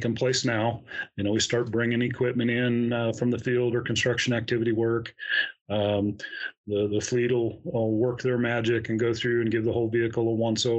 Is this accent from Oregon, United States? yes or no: yes; Central Oregon, United States; also born or lived in Corvallis; I was born and raised here in Central Oregon